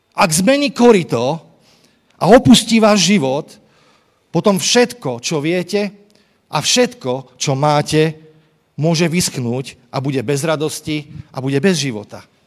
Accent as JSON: {"language": "Slovak", "town": "Trenčín", "region": "Trenčín Region", "country": "Slovakia", "tie": "born or raised there", "said": "Ja som vyrastal v Trenčine, kde kadial e, tečie rieka Vách."}